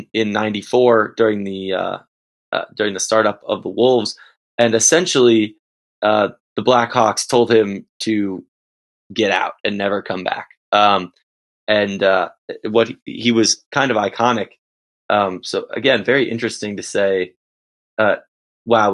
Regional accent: Chicago, Illinois, United States; just something we grew up with in Chicago

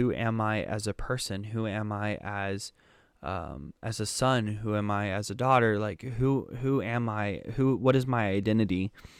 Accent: Germany; born there; So, a little bit of history about me. I was born in Germany, but there were some complications with that.

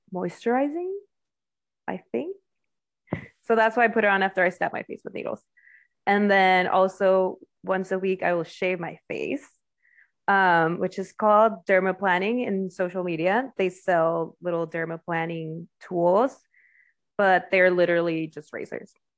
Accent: Mexico; now in United States; I grew up in Mexico, it's very homogenous or homogeneous

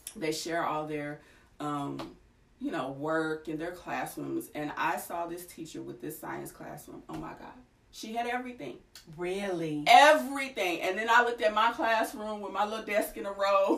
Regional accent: Kentucky, United States; also born or lived in Nashville area, Tennessee; now in Nashville, United States; I am originally from Kentucky, grew up around in this area

